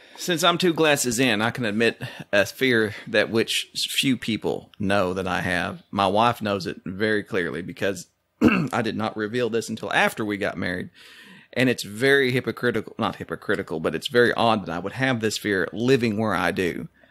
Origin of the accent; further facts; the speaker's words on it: Oklahoma, United States; Being Oklahoman